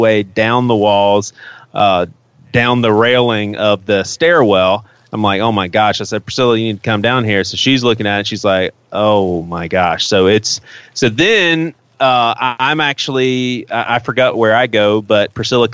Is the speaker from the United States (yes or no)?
yes; Charleston, South Carolina, United States; growing up in Charleston